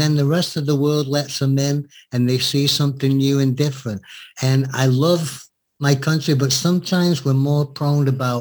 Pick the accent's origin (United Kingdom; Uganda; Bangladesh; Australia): United Kingdom; England; now in United States; being English